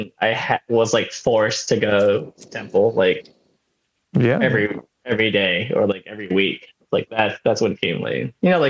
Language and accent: English; Oakland, California, United States; also born or lived in Santa Barbara; now in Los Angeles, United States; But I was born in Oakland, California.